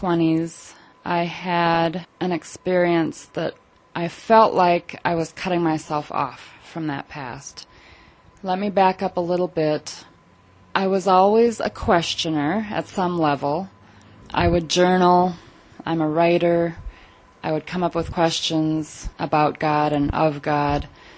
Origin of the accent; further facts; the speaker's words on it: St. Paul, Minnesota, United States; Mostly in Minnesota. I was born in St. Paul. Did a lot of traveling around in my early years.